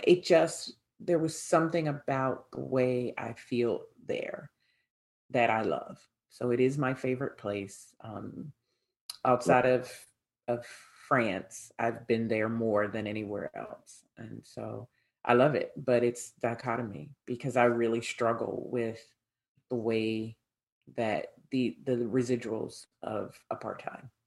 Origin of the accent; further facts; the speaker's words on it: United States; accent: American; my American accent